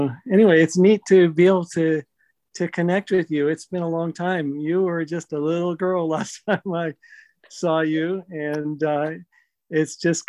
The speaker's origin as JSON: {"language": "English", "region": "Massachusetts", "country": "United States", "tie": "born there", "said": "No, I was born in Massachusetts."}